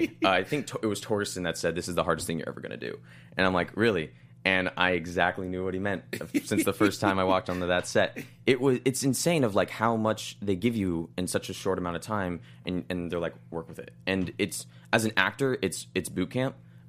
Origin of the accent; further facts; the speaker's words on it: Los Angeles, California, United States; I'm from LA.